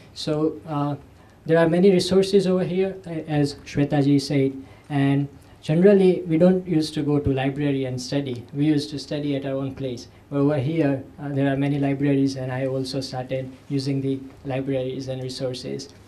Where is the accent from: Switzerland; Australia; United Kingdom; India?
India; Gujarat; English is a second language; moved away as an adult; now in Cambridge, United States; I came from Gujarat, Patshala